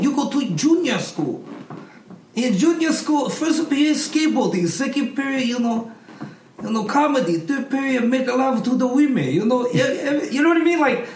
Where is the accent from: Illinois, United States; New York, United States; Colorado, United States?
Colorado, United States; I grew up in Colorado.